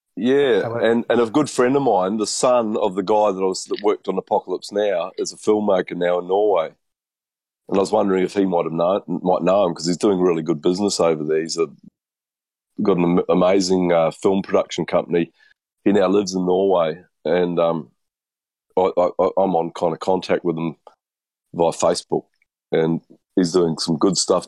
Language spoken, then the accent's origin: English; New Zealand; me being a Kiwi